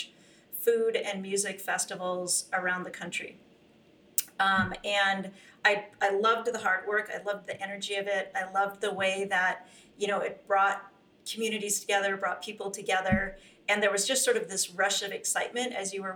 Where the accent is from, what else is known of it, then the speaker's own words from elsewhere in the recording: St. Paul, Minnesota, United States; moved away as an adult; also born or lived in California; I grew up in Minnesota, one older brother, and in St. Paul, Minnesota